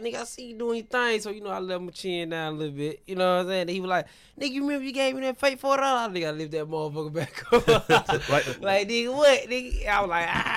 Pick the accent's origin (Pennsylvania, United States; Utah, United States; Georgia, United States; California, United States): Georgia, United States; Atlanta; Atlanta, West Georgia. Side, born and raised. I'm a Georgia boy